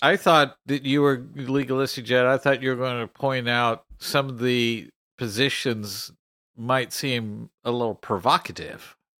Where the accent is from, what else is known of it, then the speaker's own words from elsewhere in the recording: Texas, United States; I'm also from Texas